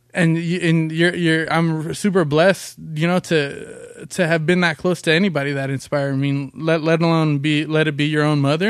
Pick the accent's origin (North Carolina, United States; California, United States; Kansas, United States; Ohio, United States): California, United States; Long Beach; also born or lived in Compton, California; we grew up in Long Beach and Compton